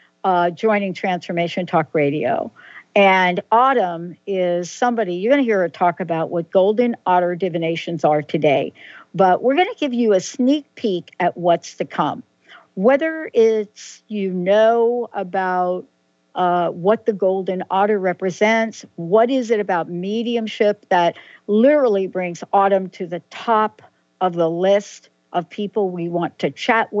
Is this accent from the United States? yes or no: yes; East Coast, United States; moved away; also born or lived in Pacific Northwest; I lived in the Pacific Northwest and, of course, grew up on the East Coast.